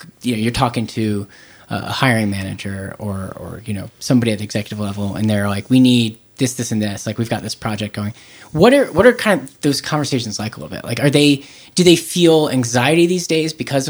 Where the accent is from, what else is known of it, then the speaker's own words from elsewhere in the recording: the South, United States; I'm coming from the South